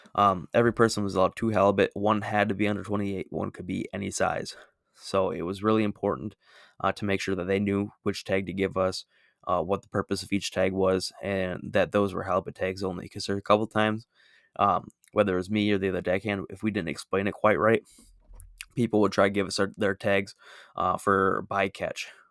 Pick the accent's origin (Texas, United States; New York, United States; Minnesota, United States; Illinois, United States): Minnesota, United States; I'm from Minnesota